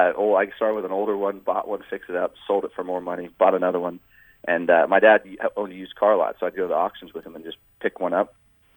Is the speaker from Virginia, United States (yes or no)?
no; Sacramento, California, United States; I started racing karts when I was 12 years old, basically here in Sacramento